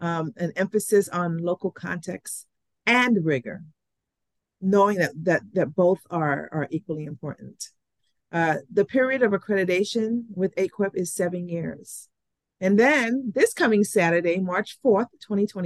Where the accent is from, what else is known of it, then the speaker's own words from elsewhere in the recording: U.S. Virgin Islands; moved away; also born or lived in New York; while I was born in St. Thomas, I spent half of my childhood years in New York. I returned to St. Thomas first as a 10-year-old.